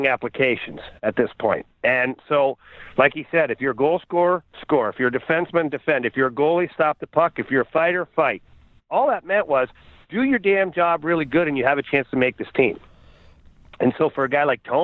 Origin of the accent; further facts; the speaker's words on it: Ottawa, Ontario, Canada; myself and Jeff Brown as partners because we're both from Ottawa